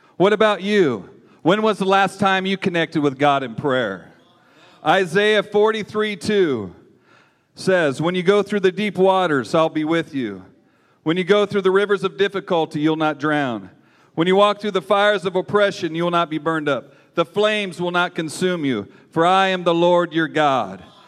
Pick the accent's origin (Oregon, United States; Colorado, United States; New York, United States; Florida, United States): Oregon, United States; Southern; I'm kind of a redneck. I'm from Southern Oregon.